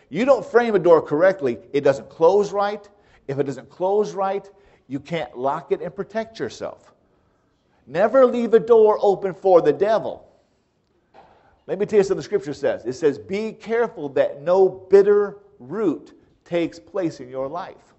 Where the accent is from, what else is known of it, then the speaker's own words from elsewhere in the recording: United States; as an American, I never heard of dedicating your house